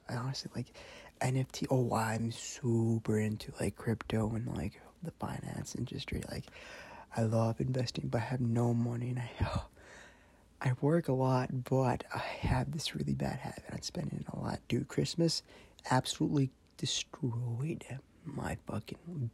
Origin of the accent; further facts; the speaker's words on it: Madison area, Wisconsin, United States; I'm Mexican. I was born in Wisconsin. I'm not going to disclose what part of Wisconsin, just like in Madison area